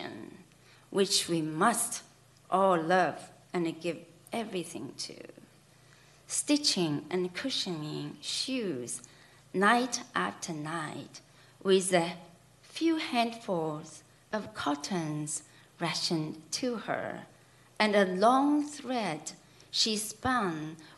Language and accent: English; China; moved away; myself growing up in China